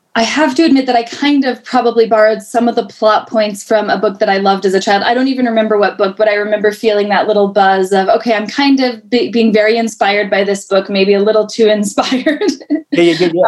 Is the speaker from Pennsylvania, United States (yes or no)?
no; Colorado, United States; moved away as an adult; now in New York City, United States; I was born and raised in Colorado